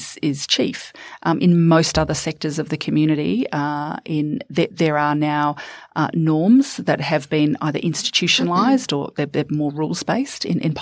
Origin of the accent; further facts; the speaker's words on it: New Zealand; moved away as an adult; now in Australia; I'm originally from New Zealand